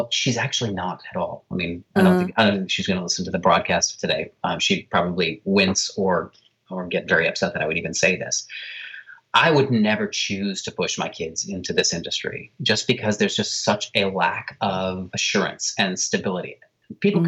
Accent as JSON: {"language": "English", "town": "New York City", "region": "New York", "country": "United States", "said": "as a New Yorker"}